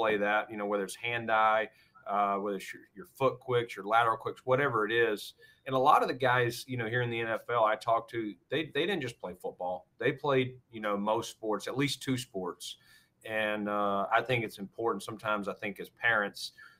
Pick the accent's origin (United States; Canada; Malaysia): United States; Norwood, North Carolina; moved away as an adult; now in Buffalo, United States; how I was raised in Norwood and Stanley County